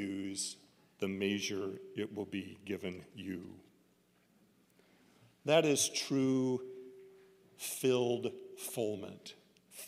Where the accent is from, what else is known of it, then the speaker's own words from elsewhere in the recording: Oregon, United States; growing up in Oregon